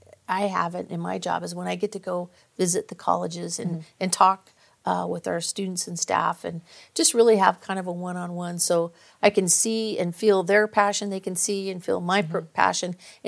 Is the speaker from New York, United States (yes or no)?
no; Visalia, California, United States; also born or lived in Bay Area; No, actually, I grew up in Visalia.